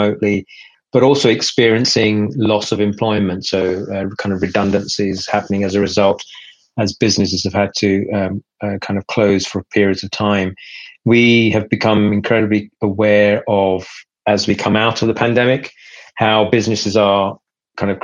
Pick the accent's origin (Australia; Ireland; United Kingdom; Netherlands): United Kingdom; also born or lived in Pakistan; I came to the UK when I was about 6 years old